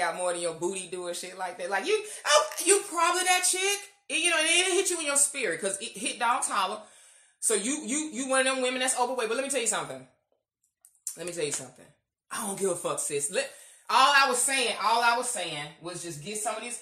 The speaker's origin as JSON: {"language": "English", "country": "United States", "said": "being black American."}